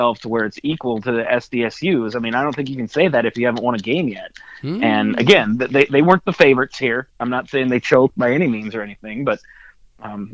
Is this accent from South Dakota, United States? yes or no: yes; South Dakota, United States; I'm from South Dakota